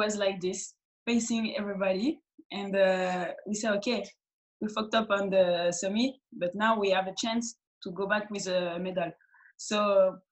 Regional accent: Clermont-Ferrand, Auvergne-Rhône-Alpes, France; English is a second language; in my hometown, near my hometown, Clermont-Ferrand.

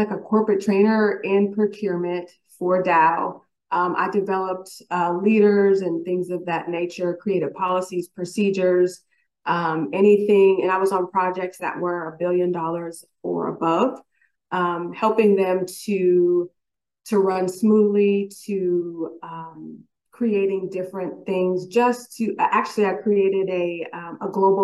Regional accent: San Bernardino Valley, California, United States; now in Houston, United States; I am literally a Valley girl, born and raised in the San Bernardino Valley on that San Andreas fault line

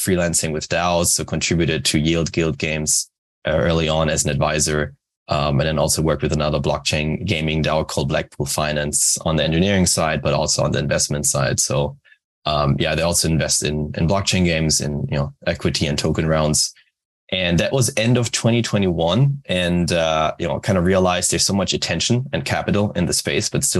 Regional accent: Germany; moved away as an adult; now in Japan; I'm originally from Germany, but based in Japan for the last 4 years.

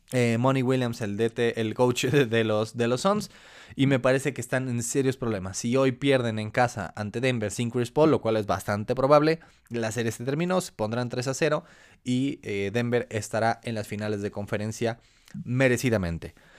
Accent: Mexico; como mexicanos

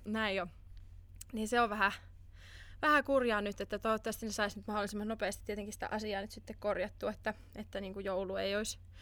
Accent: Finland; moved away; mun kotimaa, Suomi

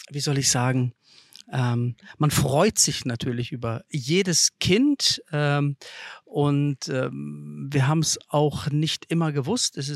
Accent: Lithuania; German is a second language; also born or lived in Kazakhstan; geboren bin ich in Kasachstan und ähm, dort äh, habe ich gelebt, bis ich drei Jahre alt war.

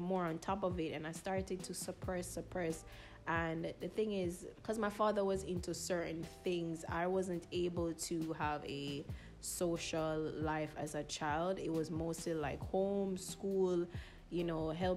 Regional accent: United States; also born or lived in Jamaica; I was born in Jamaica, but I was raised in America most of my childhood years.

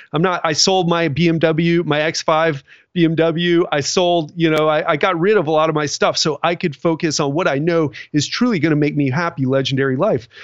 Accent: Miami, Florida, United States; now I'm from Miami

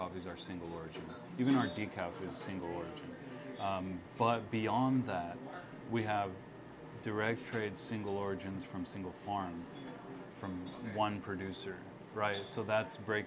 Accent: Texas, United States; my parents both are from Guatemala. I was born here in Texas

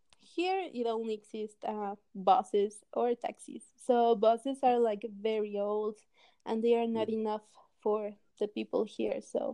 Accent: Mexico City, Mexico; now in Aguascalientes, Mexico; Well, I was born in Mexico City, but right now I'm living in a small town called Aguascalientes, which is located like in the middle of Mexico.

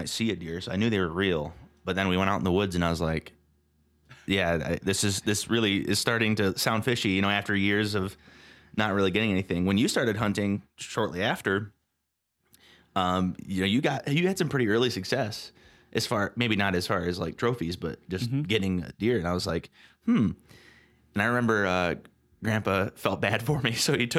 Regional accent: Lake Michigan area, United States; we would go camping with our cousins growing up near Lake Michigan.

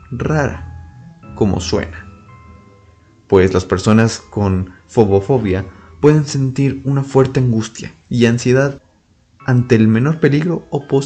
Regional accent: Mexico; mencionarles algo muy importante para los que son de Saltillo, Coahuila y tal vez sus alrededores, aquí en mi país de México

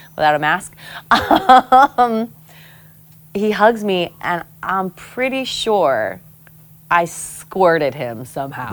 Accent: Pago Pago, American Samoa; moved away; also born or lived in Guam; growing up in Samoa

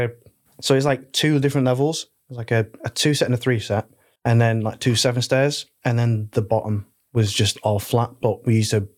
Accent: Manchester, North West England, United Kingdom; I'm from Manchester

